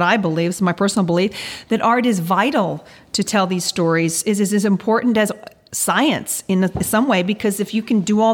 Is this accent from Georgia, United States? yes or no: yes; Georgia, United States; I'm really sixth or seventh generation Georgian